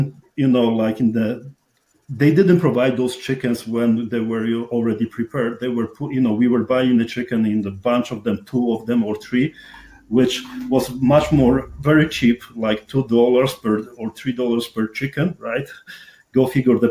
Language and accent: English; Poland; accent: strong accent; English is a second language; moved away as an adult; also born or lived in Montreal; I've been born and raised in Poland, and I was in the Polish army